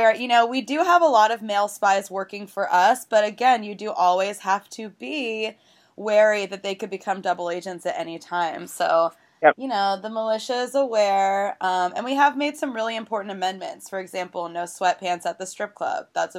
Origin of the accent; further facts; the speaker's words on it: Tulsa, Oklahoma, United States; moved away; I'm from Tulsa, Oklahoma, and so is Kristen Chenoweth.